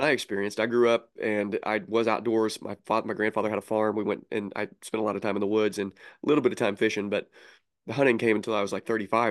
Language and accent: English; Southern Illinois, United States; I'm from Southern Illinois